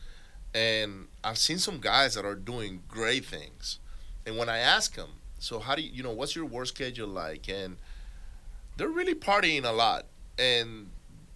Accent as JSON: {"language": "English", "country": "Venezuela", "tie": "born or raised there", "moved": "yes", "lives_now": "United States", "said": "I was born here, but I grew up in Venezuela"}